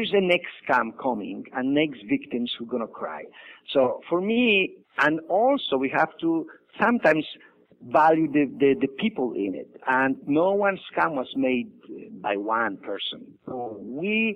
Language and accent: English; Poland; moved away as an adult; I was born in Poland.